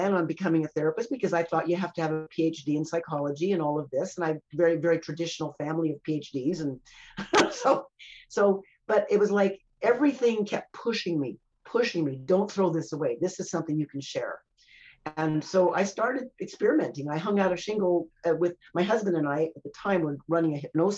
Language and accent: English; United States; now in Canada; I'm an American by birth.